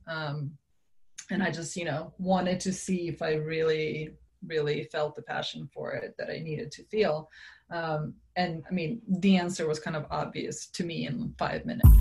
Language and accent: English; Serbia; now in United States; I grew up in Serbia